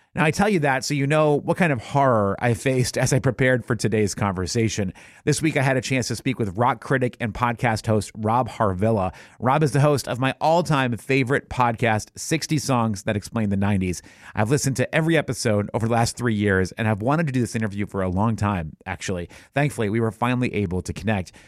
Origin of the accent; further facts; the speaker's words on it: New Hampshire, United States; my own growing up in New Hampshire in the 90s